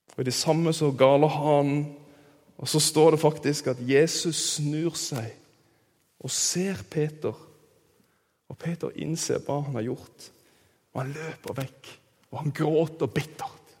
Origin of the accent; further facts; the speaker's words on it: Kristiansand, Agder, Norway; moved away; der jeg kommer fra. i Kristiansand